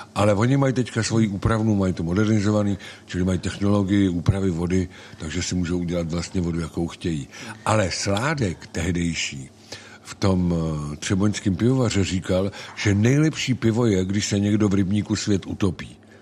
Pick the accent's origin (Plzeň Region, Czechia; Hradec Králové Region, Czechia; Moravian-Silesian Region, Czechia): Plzeň Region, Czechia; Plzeň; now in Central Bohemian Region, Czech Republic; Nejsem středočech, jsem západočech, narodil jsem se v Plzni, v městě skvělého piva a můj otec byl sládek na železné rudě